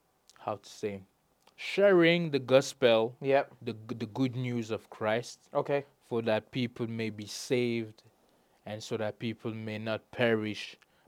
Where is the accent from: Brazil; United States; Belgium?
Belgium; English is a second language; now in Wolverhampton, United Kingdom; But I'm born in Belgium.